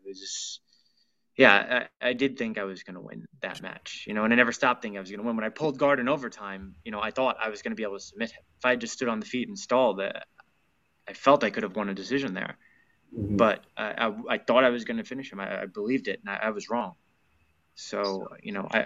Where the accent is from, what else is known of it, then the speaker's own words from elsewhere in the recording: Smithtown, New York, United States; I grew up on Long Island